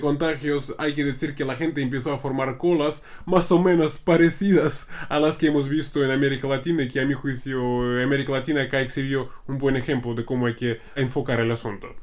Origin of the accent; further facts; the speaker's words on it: Russia; como un ruso